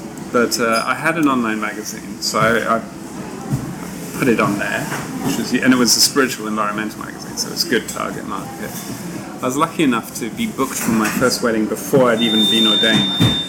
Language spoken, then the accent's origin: English; Hong Kong; born there; also born or lived in United Kingdom; And I was born in Hong Kong, and I came to live here again as an adult, just before the handover.